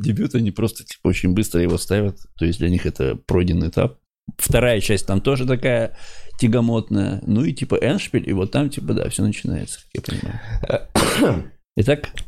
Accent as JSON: {"language": "Russian", "town": "Ukhta", "region": "Komi Republic", "country": "Russia", "said": "я, например, из Ухты, да, и Бухте, а, это Республика Коми"}